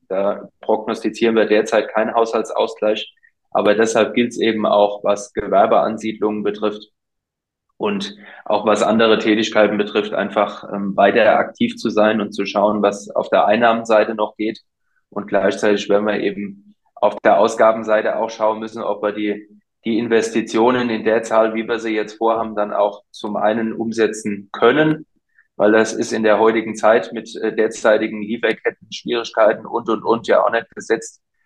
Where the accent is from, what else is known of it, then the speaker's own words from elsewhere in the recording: Rhenish Hesse, Rhineland-Palatinate, Germany; bei uns in Rheinhessen